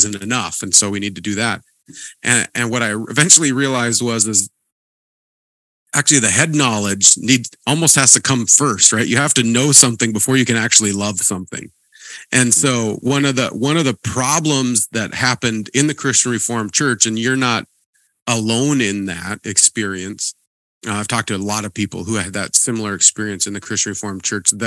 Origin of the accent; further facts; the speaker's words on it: Montana, United States; I grew up in Montana